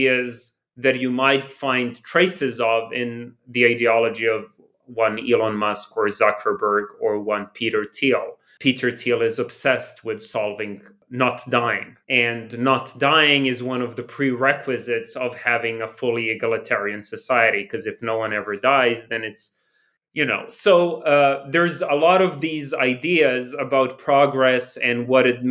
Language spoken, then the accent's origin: English; Belgrade, Serbia; me growing up in New Belgrade